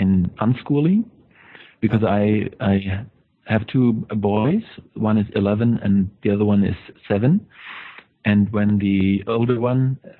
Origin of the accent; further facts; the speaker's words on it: Germany; English is a second language; from Germany.